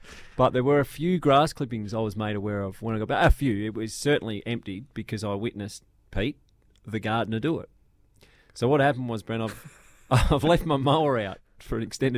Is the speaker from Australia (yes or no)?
yes; Australia; as an Australian